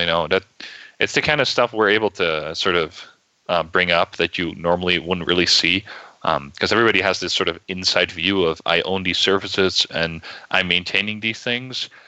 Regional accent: Netherlands; moved away as an adult; now in United States; I'm originally from the Netherlands. I moved to the U.S. about seven or eight months ago.

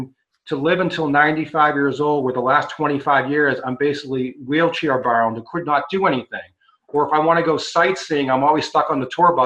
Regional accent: Massachusetts, United States; I grew up in Massachusetts, so I used to go up to Maine all the time

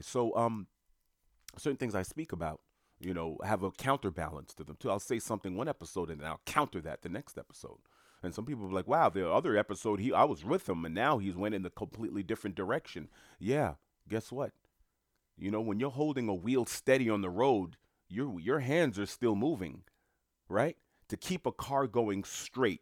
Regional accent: New York City, New York, United States; now in Florida, United States; I'm from New York City.

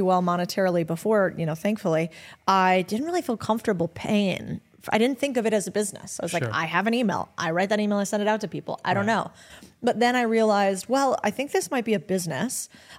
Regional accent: Arizona, United States; I'm from Arizona.

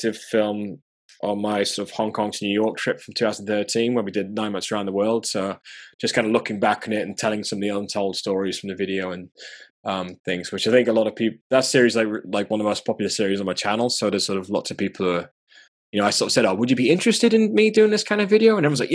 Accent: Durham, North East England, United Kingdom; moved away; I grew up in the north, I grew up in Durham

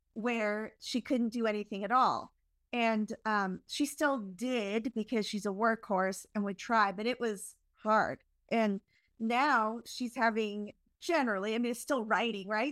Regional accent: Canada; I'm Canadian

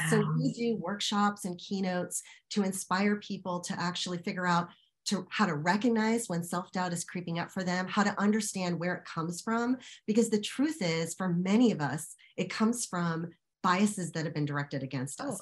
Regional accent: United States; an American woman of Indian descent.

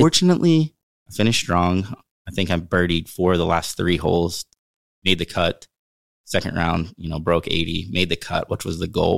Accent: Western Pennsylvania, United States; also born or lived in Uniontown, Pennsylvania; growing up in Western Pennsylvania

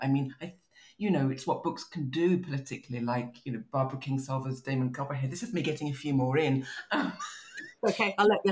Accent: Maidstone, South East England, United Kingdom; moved away; also born or lived in United States; I'm growing up in Kent

